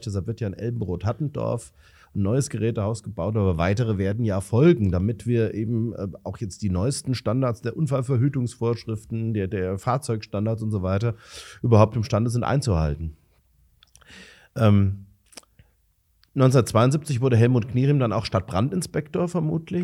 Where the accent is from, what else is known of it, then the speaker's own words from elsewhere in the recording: Romrod, Hesse, Germany; wie ich, gebürtig aus Romrod